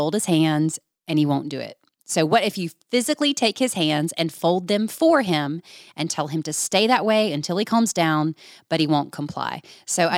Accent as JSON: {"language": "English", "region": "Georgia", "country": "United States", "tie": "born or raised there", "moved": "yes", "said": "my home state of Georgia"}